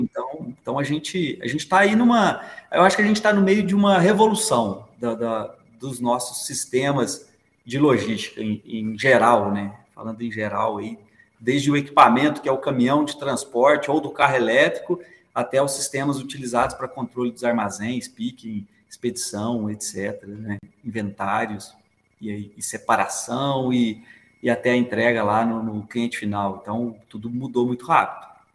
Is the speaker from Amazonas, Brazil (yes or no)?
no; Três Pontas, Minas Gerais, Brazil; now in Belo Horizonte, Brazil; sou de Três Pontas, sul de Minas, moro aqui em BH tem 27 anos